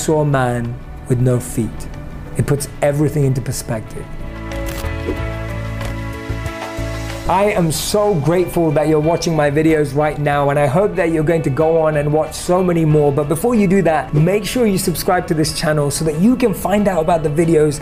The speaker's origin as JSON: {"language": "English", "region": "London", "country": "United Kingdom", "tie": "born or raised there", "said": "Growing up in London"}